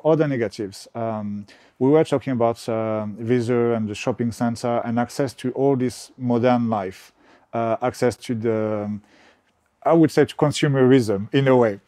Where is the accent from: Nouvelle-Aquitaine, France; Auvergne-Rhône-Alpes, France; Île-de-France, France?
Nouvelle-Aquitaine, France; Bordeaux; accent: French; English is a second language; moved away as an adult; also born or lived in United Kingdom; now in Portugal; when I grew up in Bordeaux, I was very much like a French guy. I still have my French accent